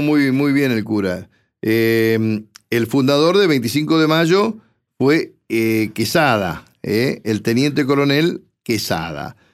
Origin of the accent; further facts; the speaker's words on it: 25 de Mayo, Buenos Aires Province, Argentina; la historia de mi pueblo